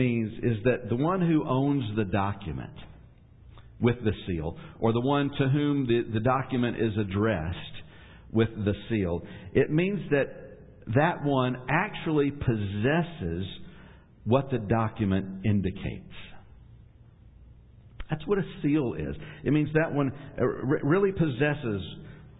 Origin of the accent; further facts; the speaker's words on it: Ashland, Kentucky, United States; I was born in Ashland, Kentucky